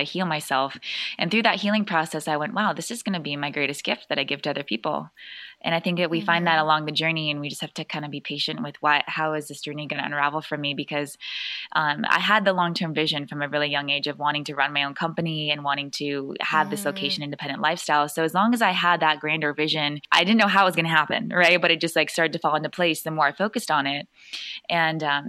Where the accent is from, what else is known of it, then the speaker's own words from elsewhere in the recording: California, United States; we're all from California, me and my good friend Tyler